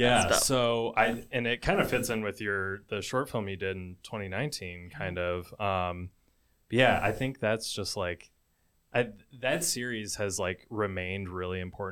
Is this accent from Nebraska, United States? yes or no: no; Ann Arbor, Michigan, United States; born or raised there